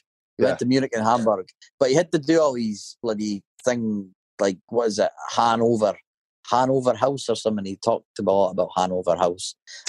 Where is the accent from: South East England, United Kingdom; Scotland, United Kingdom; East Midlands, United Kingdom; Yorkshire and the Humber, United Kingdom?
Scotland, United Kingdom; moved away as an adult; also born or lived in Dundee; now in Penrith, Australia; I call myself a Scozzy because I'm a Scottish lad and I'm down under.